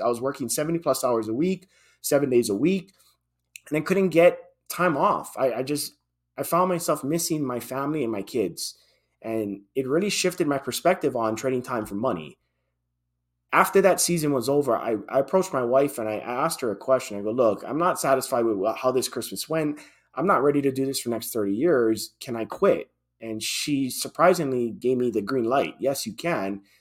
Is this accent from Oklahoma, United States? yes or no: no; Hawaii, United States; born and raised in Hawaii, and that's where I, I held my, my job then